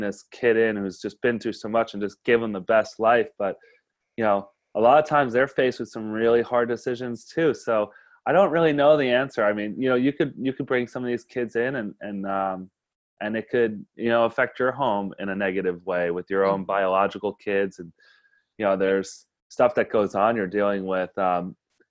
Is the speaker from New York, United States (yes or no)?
yes; Yonkers, New York, United States; moved away as an adult; A kid growing up in Yonkers, New York